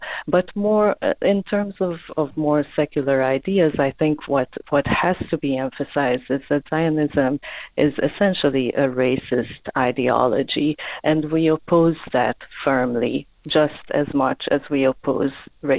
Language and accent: English; South Africa; So I think it's been very important for us as the South African Jews for a Free Palestine